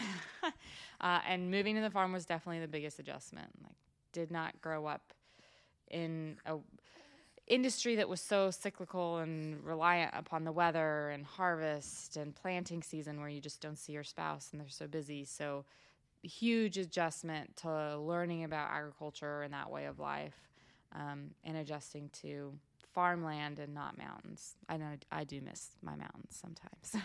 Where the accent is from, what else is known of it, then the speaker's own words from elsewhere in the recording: Washington, United States; moved away as an adult; now in Iowa, United States; so I grew up in Washington State. Uh, I grew up in a small town